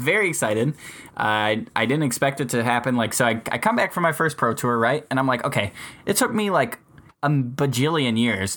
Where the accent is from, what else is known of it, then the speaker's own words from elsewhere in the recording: Michigan, United States; I'm from Michigan. We live on the east side